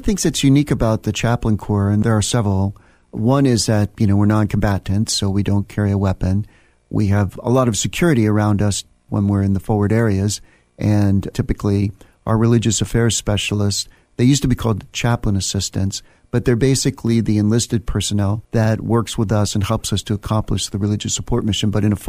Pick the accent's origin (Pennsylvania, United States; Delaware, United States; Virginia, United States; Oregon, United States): Virginia, United States; also born or lived in Germany; I grew up in Northern Virginia, the son of a Creole military officer. So I was actually born in Germany, and then my family came to the United States